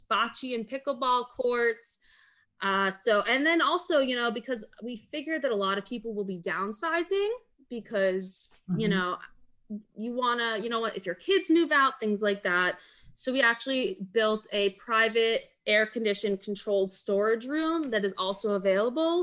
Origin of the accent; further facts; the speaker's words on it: Weston, Florida, United States; I grew up in Weston, Florida